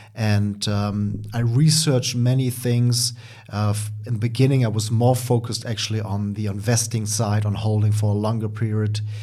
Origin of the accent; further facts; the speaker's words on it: Germany; accent: German; English is a second language; as you can hear by my accent, I'm from Germany. Um, actually currently, uh, also living in Germany.